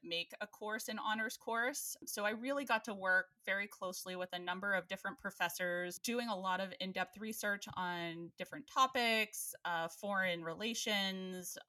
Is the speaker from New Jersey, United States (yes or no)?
no; Johnstown, Pennsylvania, United States; moved away as an adult; also born or lived in Erie, Pennsylvania / Washington, D.C.; my hometown of Johnstown